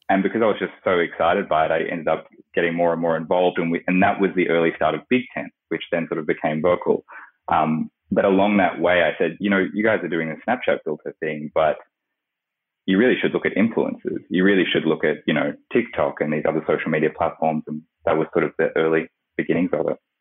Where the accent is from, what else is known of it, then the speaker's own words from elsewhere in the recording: Australia; I grew up in Australia, where I am at the moment